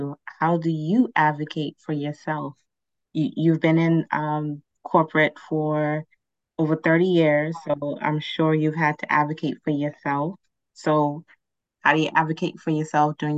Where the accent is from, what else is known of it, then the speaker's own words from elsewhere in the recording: Montserrat; I'm from Montserrat